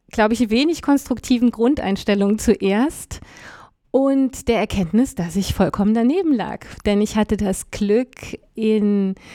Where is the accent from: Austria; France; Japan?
France; Ich war als, als Französin eigentlich für die französische Abteilung der deutschen Division vorgesehen